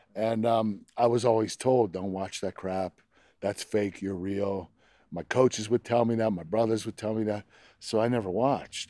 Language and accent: English; Pittsburgh, Pennsylvania, United States; I love Pittsburgh. I love my hometown